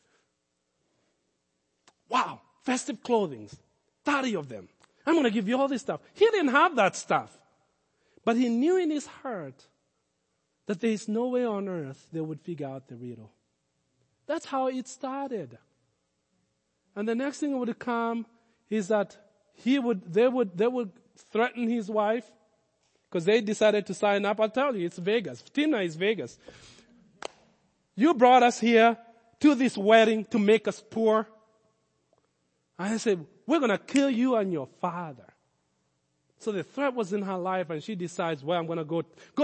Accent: Kenya; Growing up in Africa, in Kenya

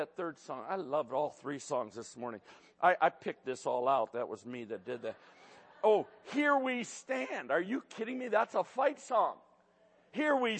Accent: Detroit, Michigan, United States; I grew up in Detroit

